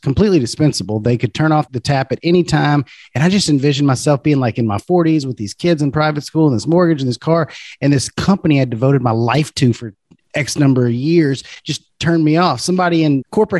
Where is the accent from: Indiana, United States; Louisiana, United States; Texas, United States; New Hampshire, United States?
Louisiana, United States; Baton Rouge; I'm from Baton Rouge, Louisiana.